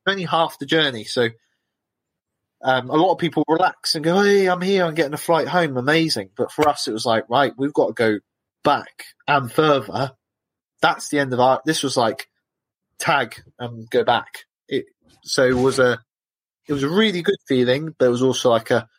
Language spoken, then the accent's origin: English; United Kingdom; I'm British.